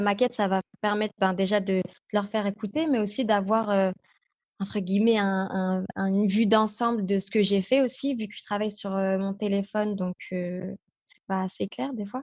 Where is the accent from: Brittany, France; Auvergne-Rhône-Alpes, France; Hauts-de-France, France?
Hauts-de-France, France; Roubaix; also born or lived in Los Angeles; je viens de Roubaix en plus, je suis pas de Paris